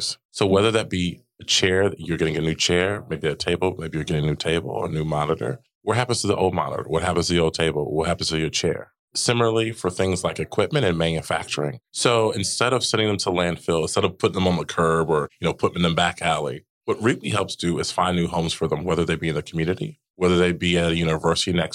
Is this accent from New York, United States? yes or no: no; Dayton, Ohio, United States; moved away as an adult; now in Chicago, United States; I am from Dayton, Ohio